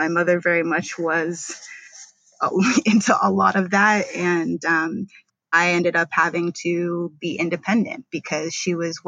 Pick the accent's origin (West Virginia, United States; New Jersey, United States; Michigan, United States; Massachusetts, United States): Massachusetts, United States; Boston; moved away as an adult; now in New York, United States; I'm originally from Boston, Massachusetts. That's where I was born